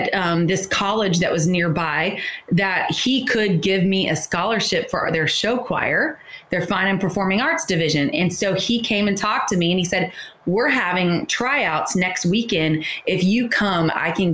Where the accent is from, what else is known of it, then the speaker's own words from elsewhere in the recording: Niceville, Florida, United States; now in McKinney, United States; I'm from the Panhandle, near Destin, beautiful beaches, a little more inland, about 15 to 20 minutes inland in a place called Niceville.